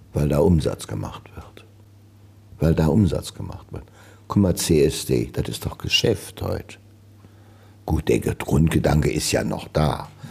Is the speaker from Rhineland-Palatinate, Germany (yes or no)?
yes; Trier, Rhineland-Palatinate, Germany; In Trier. Ich wollte auch nie von Trier weg. Ich bin Trier, ich bin groß geworden hier in der Bruchhausenstraße